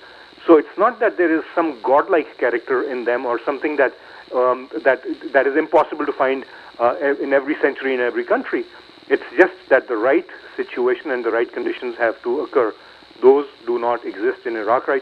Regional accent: Pakistan; now in United States; I am a Pakistani-born Muslim and now an American citizen for many years

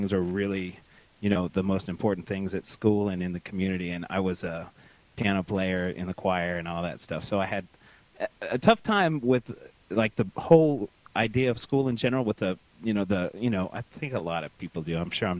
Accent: Tyler, Texas, United States; now in Houston, United States; I actually lived in Tyler, which is in East Texas, and it's a smaller city, and it's very very conservative and run much by the Baptist churches.

